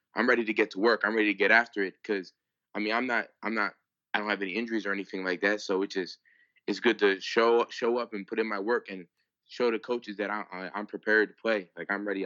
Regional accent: Pennsylvania, United States; I grew up in Pennsylvania.

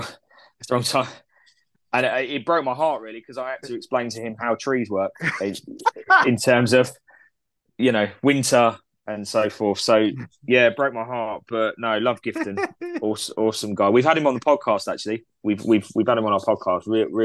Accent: Canada; I can deal with that because I'm Canadian.

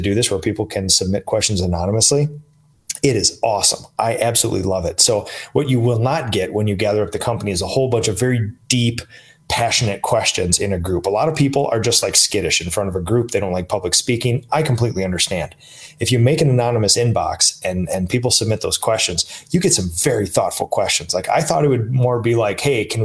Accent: Minnesota, United States; in Minnesota, my hometown

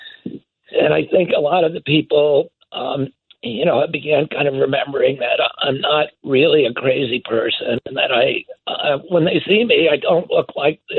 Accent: United States; growing up in the United States of America in the 1960s and 70s

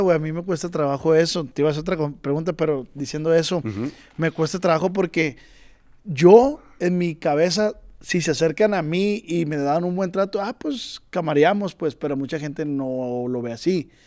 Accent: Culiacán, Sinaloa, Mexico; yo soy de Culiacán

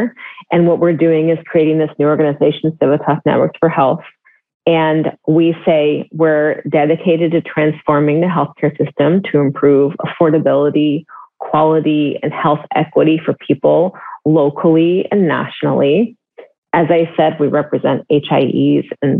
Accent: Northern California, United States; I'm from the Bay Area, from further north, but if you're from Northern California, you say you're from the Bay Area, that's what you do. And I lived, you know, most of my younger life in the Bay Area

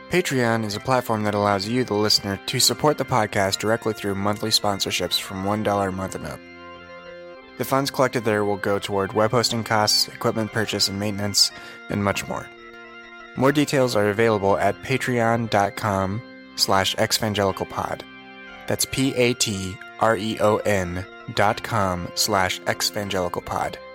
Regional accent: Naperville, Illinois, United States; I grew up in the in Naperville, like starting freshman year of high school.

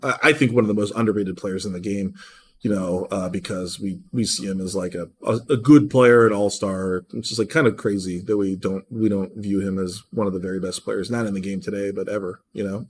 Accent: Cleveland, Ohio, United States; now in Seattle, United States; my hometown team, Cleveland, Ohio

